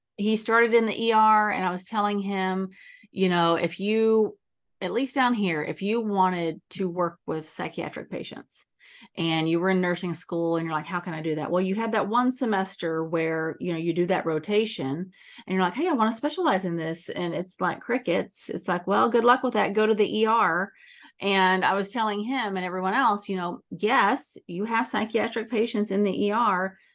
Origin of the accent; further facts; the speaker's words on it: Texas, United States; also born or lived in East Coast; now in San Diego, United States; I grew up in Texas, but I spent a lot of time on the East Coast